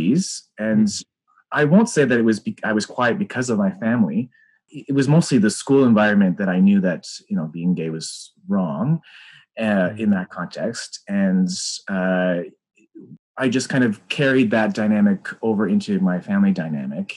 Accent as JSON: {"language": "English", "town": "Aurora", "region": "Ontario", "country": "Canada", "tie": "born or raised there", "said": "I grew up in Aurora, Ontario"}